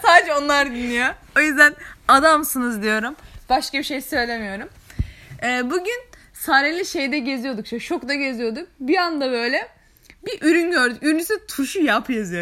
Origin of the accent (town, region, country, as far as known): Araklı, Trabzon, Turkey